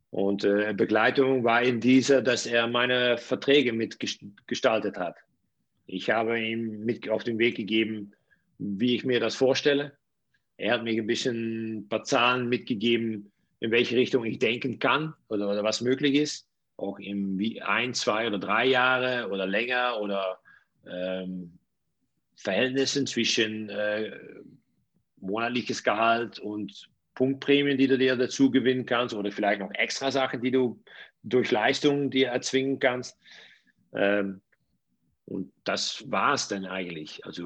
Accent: Netherlands; German is a second language; ich komme ja aus den Niederlanden. In die höchste Liga bei uns es sind drei Vereine, die sehr gut bis gut bezahlen.

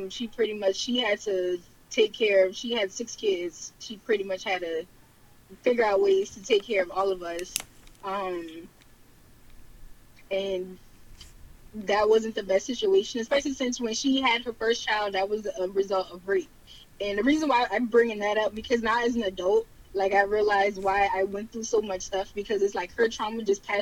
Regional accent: Charleston, South Carolina, United States; born or raised there; accent: Geechee

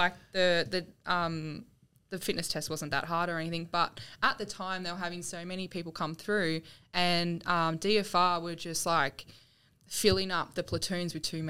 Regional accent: Yarrawonga, Victoria, Australia; also born or lived in Albury-Wodonga / Wangaratta; Country Victoria.

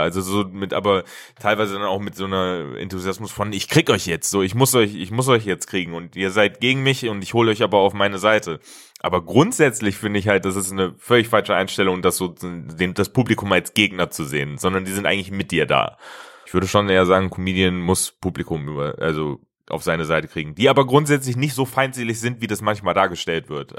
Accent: Hesse, Germany; moved away; ich komme ja eigentlich auch ursprünglich aus Hessen

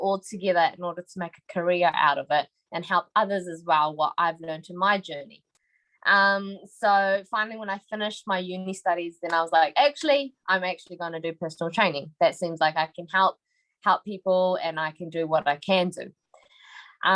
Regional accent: New Zealand; So I'm actually born here. So I've been in the same house, the same area for the 26 years that I've been alive.

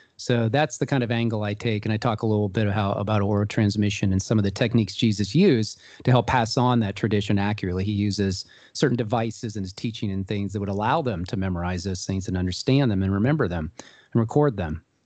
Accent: Columbus, Ohio, United States; I'm originally from Columbus, Ohio, and I was raised in a Jewish community here.

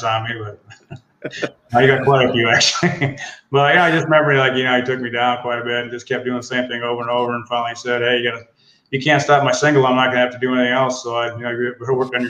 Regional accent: Iowa, United States; moved away as an adult; I grew up in a small town in Iowa called Shoeyville, but it was like right by Cedar Rapids.

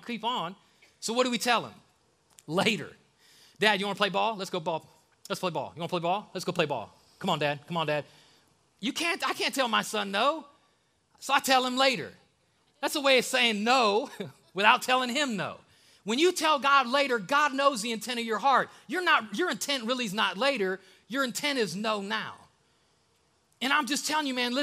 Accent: the North, United States; now in Alabama, United States; I'm from the North

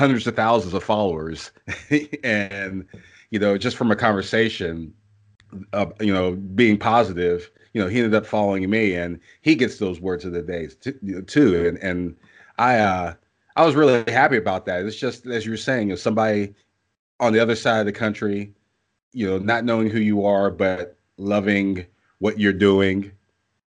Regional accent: Pittsburgh, Pennsylvania, United States; now in Canton, United States; I am from Pittsburgh. I was born there. I currently live in Canton, Ohio, but Pittsburgh is still my home.

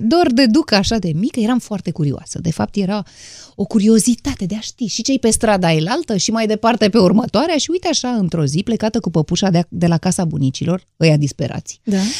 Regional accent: Romania; din România

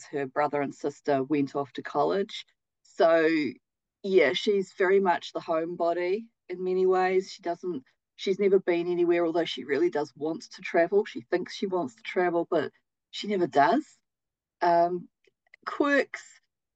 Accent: New Zealand; kiwi is also what we call ourselves as a people

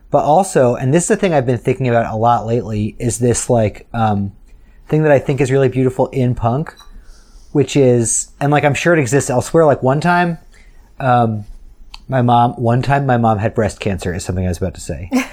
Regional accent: New York City, New York, United States; as a New Yorker

